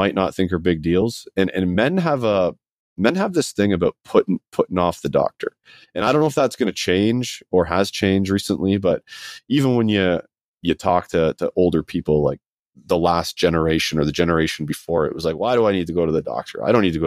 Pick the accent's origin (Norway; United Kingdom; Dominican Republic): United Kingdom; Scotland; I was born in Scotland.